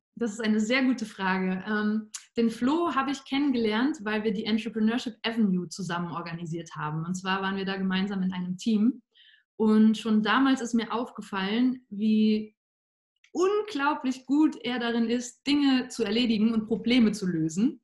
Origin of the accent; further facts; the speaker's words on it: Cologne, North Rhine-Westphalia, Germany; moved away as an adult; now in Vienna, Austria; ich komme ursprünglich aus der Gegend von Köln in Deutschland, bin dann zu meinem Master 2016 nach Wien gezogen